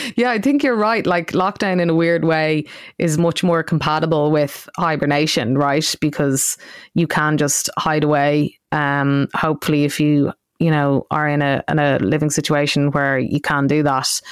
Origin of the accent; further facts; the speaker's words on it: Ireland; I grew up in Ireland